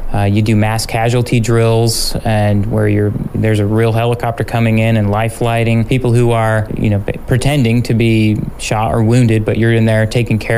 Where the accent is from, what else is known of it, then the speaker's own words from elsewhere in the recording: United States; also born or lived in Fort Gordon, Georgia / El Paso, Texas; now in Juneau, United States; I'm originally from Utah, Idaho area.